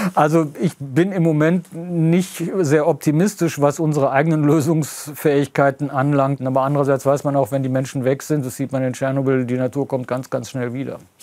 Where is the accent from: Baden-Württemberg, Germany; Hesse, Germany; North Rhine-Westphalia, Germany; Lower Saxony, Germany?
North Rhine-Westphalia, Germany; Lower Rhine village; moved away; ich bin hier zu Hause, ich kann eigentlich nirgends sonst auf der Welt ein derart vertrautes Gefühl herstellen wie hier in diesem niederrheinischen Dorf